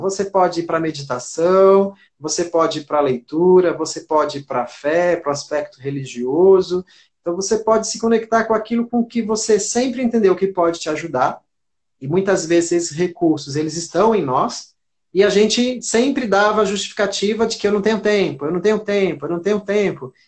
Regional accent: Santos, São Paulo, Brazil; moved away as an adult; now in Rio Grande do Norte, Brazil; Eu estou há 24 anos aqui, né, mas eu sou de Santos, São Paulo

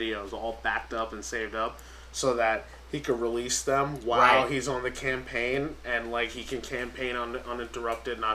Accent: New York City, New York, United States; I'm from Staten Island

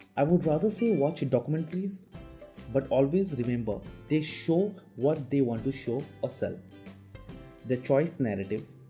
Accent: India; being an Indian kid

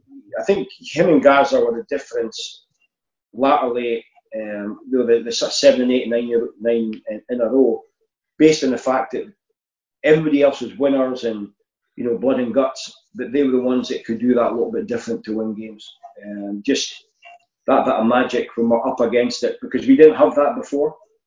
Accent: Scotland, United Kingdom; So I knew that being Scottish helped me.

